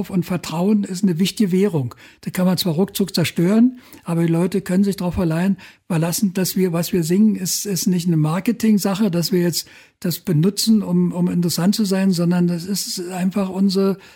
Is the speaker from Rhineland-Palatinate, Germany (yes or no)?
no; Berlin, Germany; wir kommen aus Berlin und wenn wir jetzt nach Görlitz fahren oder weiß ich, nach Lichtenau und so, da kommt irgendwie Krawall aus Berlin.